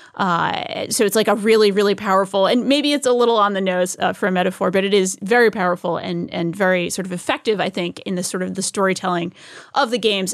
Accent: New England, United States; Growing up in New England, I used to go to whaling museum.

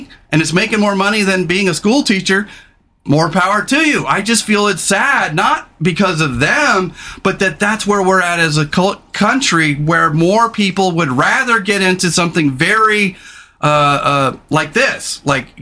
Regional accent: California, United States; now in Pacific Northwest, United States; I didn't grow up here. I grew up in California.

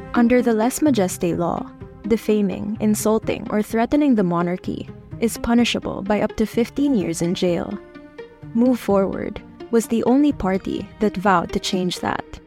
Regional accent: Philippines; us as Filipino citizens

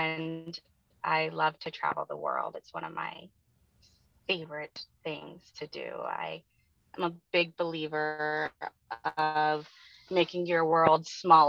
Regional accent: Oakland, California, United States; born there; also born or lived in Monterey; So I lived with him in Monterey, California, and I was born in Oakland, like out at Treasure Island.

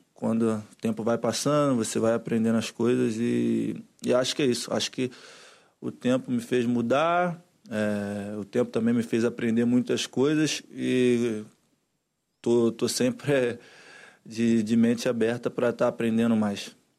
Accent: Brazil; moved away; eu como brasileiro

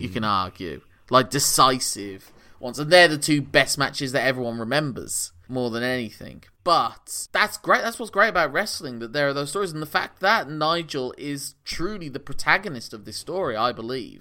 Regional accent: England, United Kingdom; as an Englishman

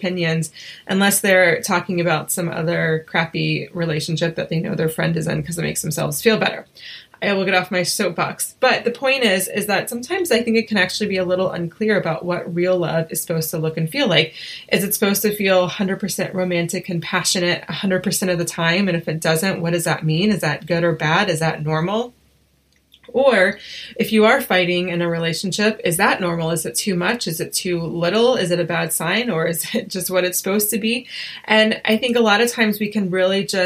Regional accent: Asheville, North Carolina, United States; we're both from North Carolina, or from Asheville, North Carolina

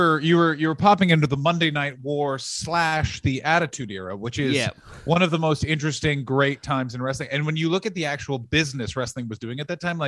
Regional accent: Canada; Certainly I am.

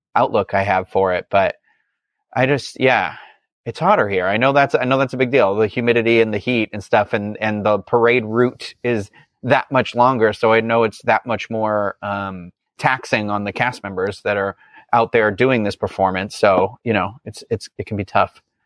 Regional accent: New England, United States; I'm from New England

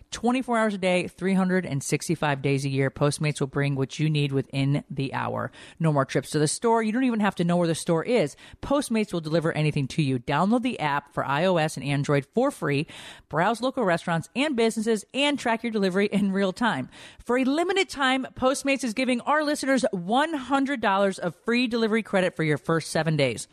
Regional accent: Connecticut, United States; moved away; I grew up in Connecticut

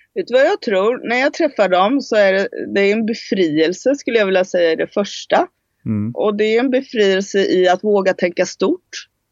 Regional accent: Sweden; moved away as an adult; also born or lived in Spain; jag flyttade från Sverige när jag var 19 år

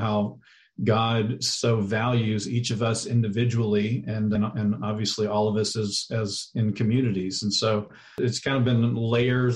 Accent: Texas, United States; I'm actually originally from Texas, was born and raised there

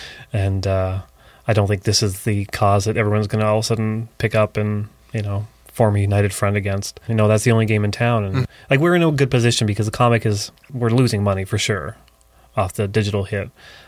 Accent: Barrie, Ontario, Canada; now in Toronto, Canada; I mean, when I moved to Toronto, it was like 13, 14 years ago now.

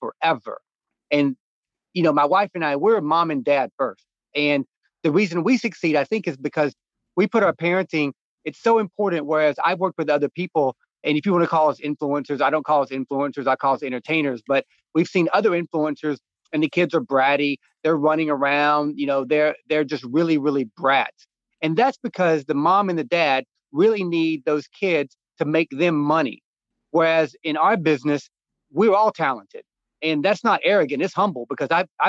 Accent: North Georgia, United States; When I was growing up in North Georgia, I spent my days when I was my daughter's age at 6, 7, I was chopping wood

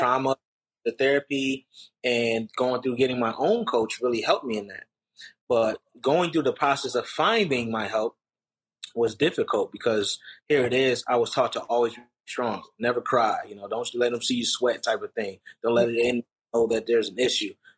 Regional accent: Rochester, New York, United States; growing up in Rochester, New York

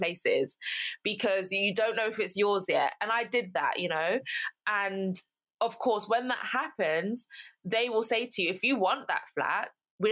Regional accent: London, United Kingdom; moved away as an adult; now in Essex, United Kingdom; I'm from London, born in London, lived in London my whole life up until university.

